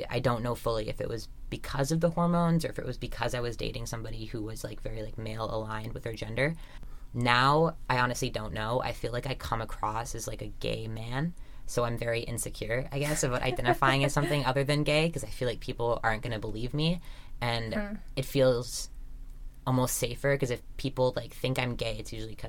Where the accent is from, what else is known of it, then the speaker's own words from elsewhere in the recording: Vancouver, British Columbia, Canada; growing up in Vancouver